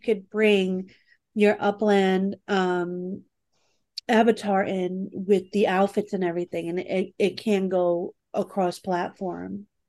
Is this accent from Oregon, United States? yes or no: no; New York, United States; I'm from New York